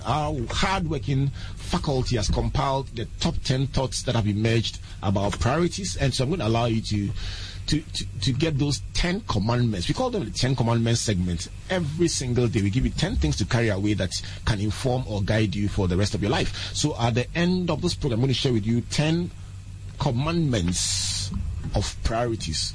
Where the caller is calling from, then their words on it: Techiman, Bono East, Ghana; I'm calling from Techiman